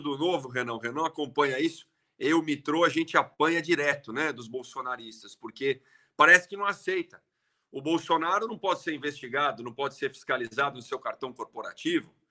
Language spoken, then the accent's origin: Portuguese; Brazil; o nosso Brasil